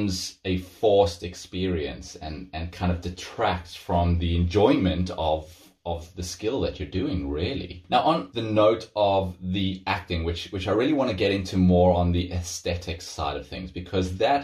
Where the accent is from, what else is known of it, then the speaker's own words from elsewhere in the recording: South Africa; moved away; I come from South Africa, where there's big open spaces, great place to run